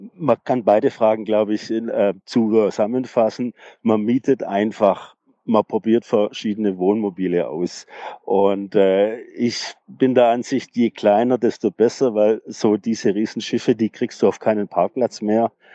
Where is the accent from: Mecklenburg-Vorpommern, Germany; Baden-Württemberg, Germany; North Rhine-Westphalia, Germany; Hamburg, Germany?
Baden-Württemberg, Germany; Tübingen; ich bin aus Tübingen